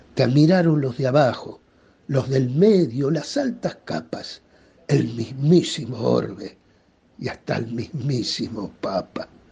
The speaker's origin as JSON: {"language": "Spanish", "region": "Buenos Aires", "country": "Argentina", "said": "yo soy porteño."}